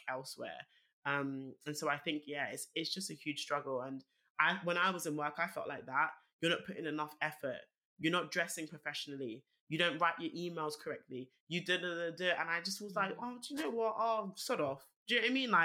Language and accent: English; London, United Kingdom; I was obviously born and raised in Northwest London